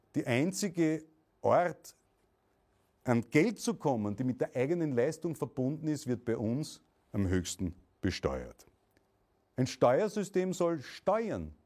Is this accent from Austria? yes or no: yes; Austria; meine Heimat Österreich